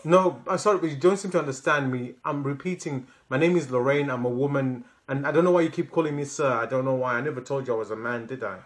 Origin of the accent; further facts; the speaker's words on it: Zimbabwe; first language Shona; English is a second language; now in England; I'm from Zimbabwe